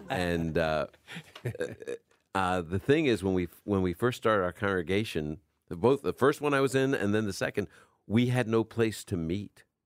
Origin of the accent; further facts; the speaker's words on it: New York, United States; accent: New Yorker; also born or lived in Brooklyn; now in Chicago, United States; You can hear my New Yorker coming out